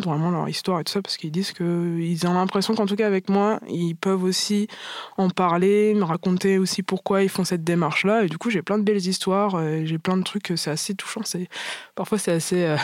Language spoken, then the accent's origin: French; Martinique, France; moi je suis martiniquaise, enfin métisse martiniquaise, et j'ai toujours eu vraiment un gros complexe avec ça.